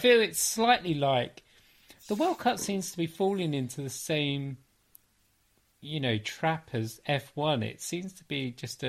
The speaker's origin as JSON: {"language": "English", "town": "West Byfleet", "region": "South East England", "country": "United Kingdom", "also_born_or_lived": "Manchester", "moved": "yes", "lives_now": "Peak District, United Kingdom", "said": "I'm from Surrey, West Byfleet."}